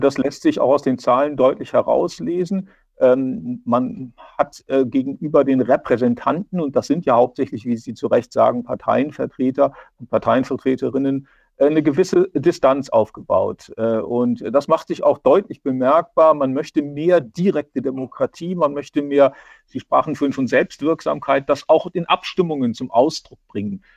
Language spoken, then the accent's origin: German; Braunschweig, Lower Saxony, Germany; now in Rhineland-Palatinate, Germany; ich bin, komme ja ursprünglich aus Niedersachsen und weiß, dass man da auch eine starke regionale Identität hat. Also ich komme aus Braunschweig